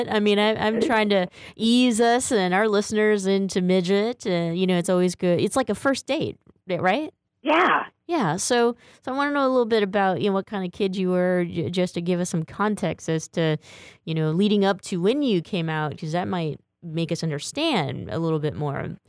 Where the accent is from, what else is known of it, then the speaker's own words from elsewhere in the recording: Boston, Massachusetts, United States; No, I grew up in Boston, Massachusetts.